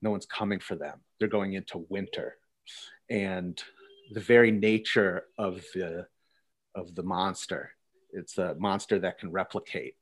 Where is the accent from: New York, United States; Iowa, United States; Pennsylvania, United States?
Pennsylvania, United States; I'm from Pennsylvania.